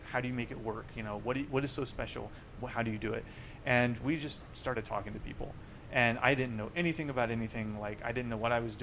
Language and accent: English; Owensboro, Kentucky, United States; born or raised there; moved away as an adult; also born or lived in Oklahoma City, Oklahoma / Cincinnati, Ohio; now in Ann Arbor, United States